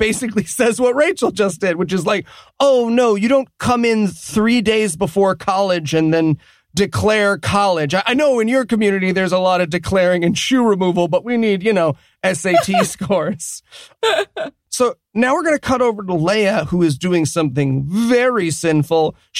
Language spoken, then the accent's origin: English; Massachusetts, United States; I'm from Massachusetts, so we also need to not declare dibs on our brother's sloppy seconds.